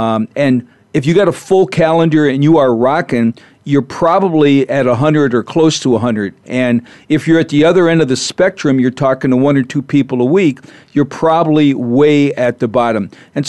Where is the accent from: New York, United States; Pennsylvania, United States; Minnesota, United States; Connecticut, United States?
Minnesota, United States; You know, I'm from Minnesota originally, so I know what that's like when it's 60 below and your car won't start.